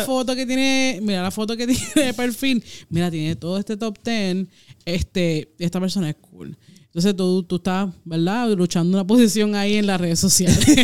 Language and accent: Spanish; Puerto Rico; en mi pueblo, este, yo que no tengo carro, eh, había una, solamente una discotienda